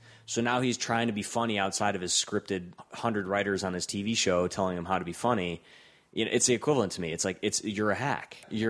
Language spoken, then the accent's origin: English; Rust Belt, United States; and you know that's important to me because I'm from the Rust Belt.